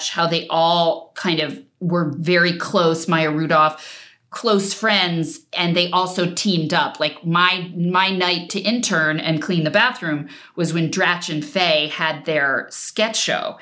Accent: New Jersey, United States; moved away; I was from New Jersey and from an Irish Catholic family

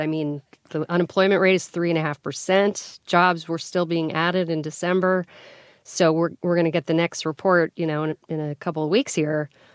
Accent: Colorado, United States; I grew up in Colorado.

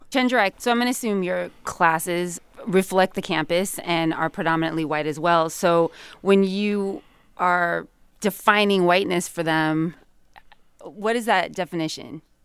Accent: California, United States; I'm from California

